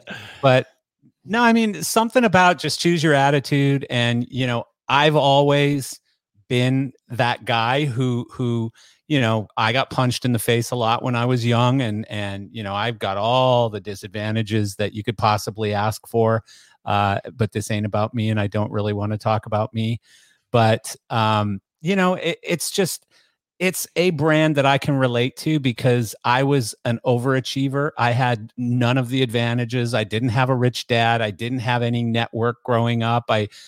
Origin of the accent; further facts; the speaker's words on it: Canada; Well, I'm Canadian and I'm a bass player.